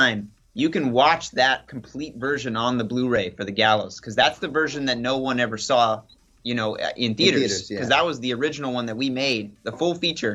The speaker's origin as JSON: {"language": "English", "town": "Beatrice", "region": "Nebraska", "country": "United States", "tie": "born or raised there", "moved": "yes", "said": "I'm from Nebraska originally"}